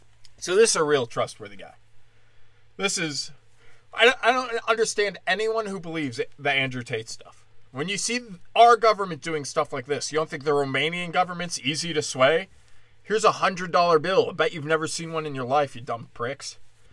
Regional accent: India; Well, I'm Indian, so I just get to decide what's racist.

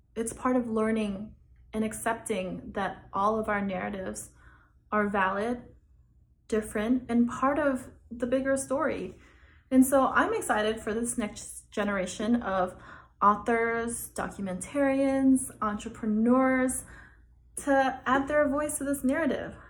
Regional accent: San Jose, California, United States; also born or lived in Oklahoma City; now in New York City, United States; I was born in San Jose, California, and then I lived in Oklahoma City for a while, and now I live in New York City

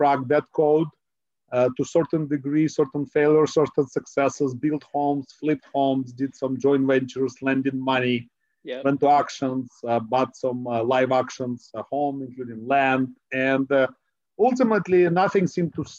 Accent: Ukraine; now in Silicon Valley, United States; my background is I was born in Ukraine. I'm an immigrant, a first generation immigrant. And I came to the United States

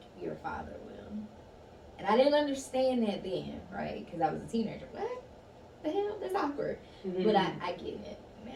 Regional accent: Chattanooga, Tennessee, United States; I'm originally from Chattanooga, Tennessee

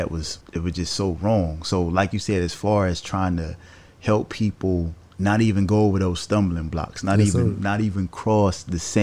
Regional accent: the South, United States; growing up in the South

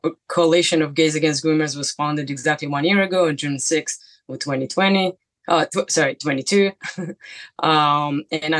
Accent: Israel; moved away as an adult; now in New York City, United States; I'm from Israel. I moved here 10 years ago. I live in New York City.

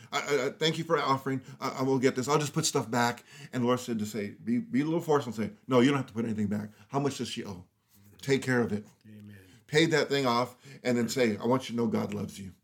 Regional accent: Los Angeles, California, United States; I grew up in Los Angeles area in the hood.

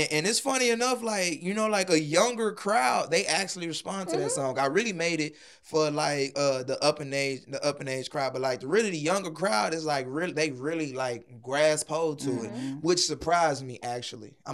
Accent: Texas, United States; I'm from Texas, my nigga. There's only one way to swing.

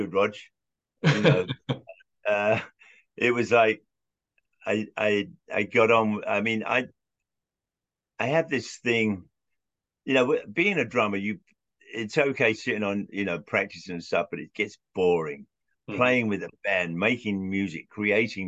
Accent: London, United Kingdom; moved away; I was the only 12-year-old kid in Southwest London

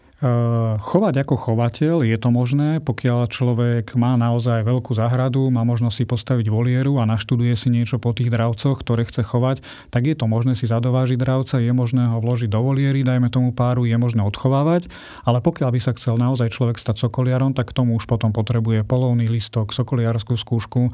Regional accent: Bojnice, Trenčín Region, Slovakia; moji rodičia, ako som sa narodil, pracovali v zoologickej záhrade v Bojniciach

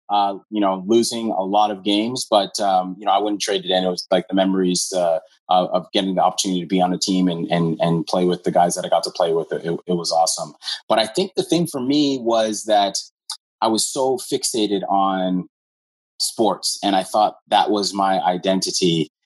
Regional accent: Hamilton, Ontario, Canada; also born or lived in Scarborough; I'm from Hamilton. Um, was born in Scarborough, but uh, raised in Hamilton.

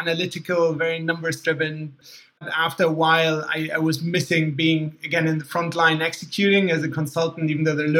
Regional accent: Germany; accent: slightly confusing accent; moved away as an adult; also born or lived in Boston, United States; I was born in Germany, mostly grew up in Germany, and studied in Boston at Tufts University

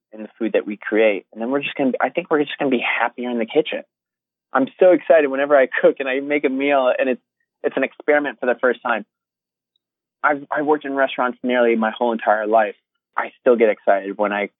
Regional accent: Connecticut, United States; also born or lived in New York City, United States / Los Angeles, United States / Australia; now in London, United Kingdom; I grew up in Connecticut

